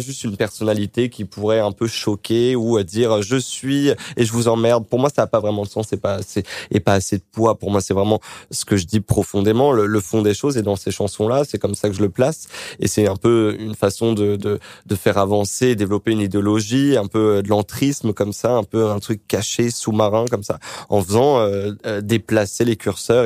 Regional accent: Créteil, Île-de-France, France; born or raised there

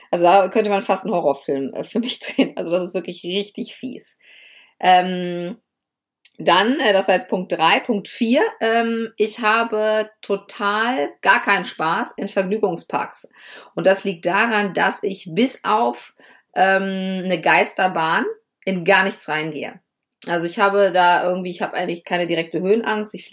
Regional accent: Lower Saxony, Germany; Ja, ich komme ja aus Niedersachsen und wir hatten, bis ich, ich glaube, bis ich, glaube ich, zwölf oder dreizehn Jahre alt war, tatsächlich nur drei Fernsehsender.

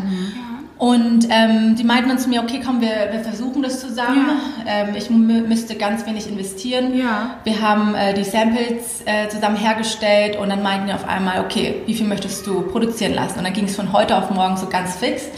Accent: Thailand; moved away; ich bin in Thailand aufgewachsen.

